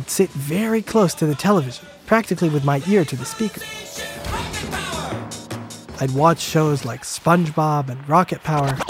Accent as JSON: {"language": "English", "town": "Boston", "region": "Massachusetts", "country": "United States", "tie": "born or raised there", "said": "my hometown of Boston, at my local PBS station."}